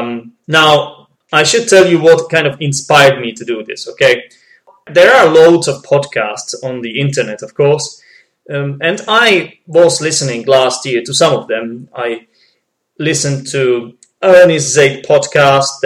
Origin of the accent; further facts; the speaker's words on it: Czechia; English is a second language; I'm not a native speaker, okay? I'm from the Czech Republic